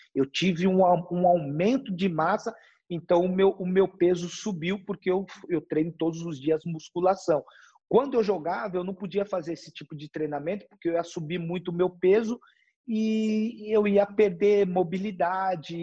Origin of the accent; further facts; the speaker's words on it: São Paulo, Brazil; moved away as an adult; also born or lived in Germany; eu cresci e nasci na periferia de São Paulo, né? Eu sou da Zona Leste